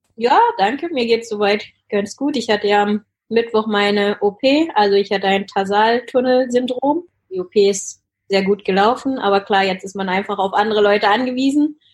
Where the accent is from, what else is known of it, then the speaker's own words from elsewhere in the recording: Taunus, Hesse, Germany; ich bin äh, in Schloss im Taunus aufgewachsen. Das ist ein ganz kleines Dorf sozusagen am Fuße des Feldberges